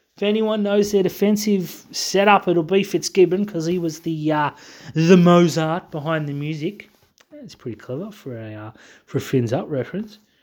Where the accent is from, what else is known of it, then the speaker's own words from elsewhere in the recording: Australia; I'm too Australian.